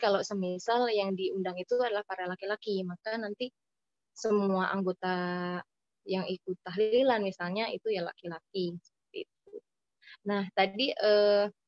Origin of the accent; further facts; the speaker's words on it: West Java, Indonesia; also born or lived in Cakung, Jakarta; now in Jakarta, Indonesia; saya di Jawa Barat di tempat saya itu